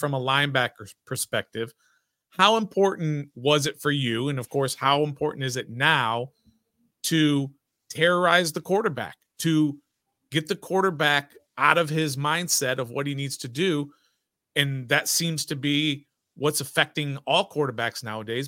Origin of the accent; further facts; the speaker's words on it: Flint, Michigan, United States; I also was born in Flint way back, uh, way back in the day